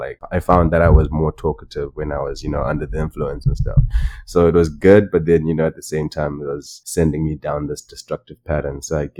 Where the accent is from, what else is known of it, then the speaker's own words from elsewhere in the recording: Chinhoyi, Mashonaland West, Zimbabwe; like that's the city that I grew up in Zimbabwe.